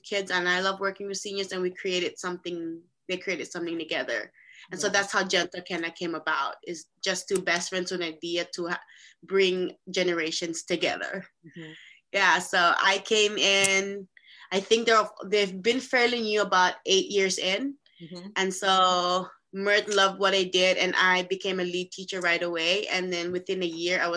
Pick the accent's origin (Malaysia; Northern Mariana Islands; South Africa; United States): Northern Mariana Islands; Saipan; moved away as an adult; also born or lived in Philippines; I'm actually originally from the Philippines, and I was raised in this beautiful island called Saipan, Northern Marianas Islands